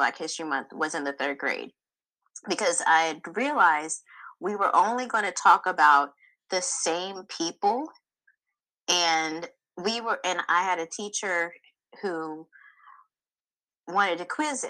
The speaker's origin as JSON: {"language": "English", "town": "Spotsylvania", "region": "Virginia", "country": "United States", "tie": "born or raised there", "said": "I grew up in Spotsylvania, Virginia. That's where my ancestors were enslaved. So Virginia to my 1619, I'm there."}